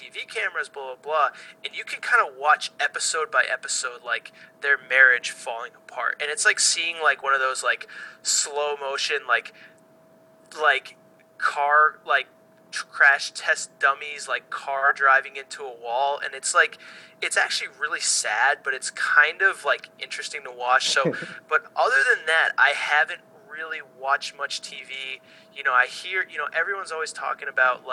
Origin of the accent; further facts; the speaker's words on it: East Coast, United States; growing up on the East Coast, going to school with people from Long Island and from New Jersey